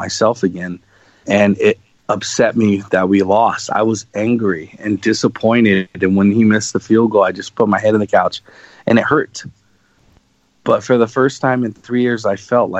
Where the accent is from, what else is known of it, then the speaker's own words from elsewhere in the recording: Los Angeles, California, United States; growing up in Los Angeles my whole life